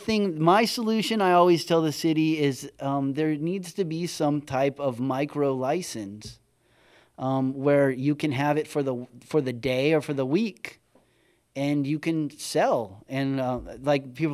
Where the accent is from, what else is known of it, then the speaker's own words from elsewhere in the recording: San Felipe, Baja California, Mexico; moved away; I grew up in San Felipe with tons of street tacos.